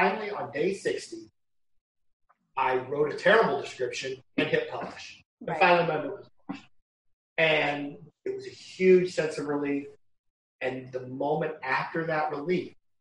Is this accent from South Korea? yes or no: no; Iowa, United States; now in Las Vegas, United States; I grew up in Iowa